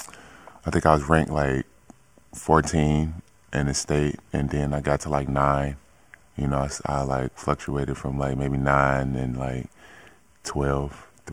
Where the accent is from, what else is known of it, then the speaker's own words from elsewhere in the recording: Chicago, Illinois, United States; Basketball was everything. Like, courts everywhere. It's not like East Coast where you got like the kind of like the projects